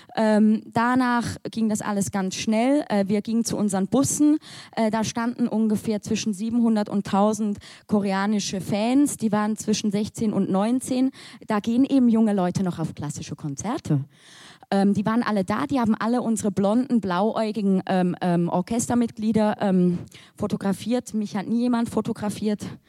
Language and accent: German; Switzerland; als Schweizerin oder halb Schweizerin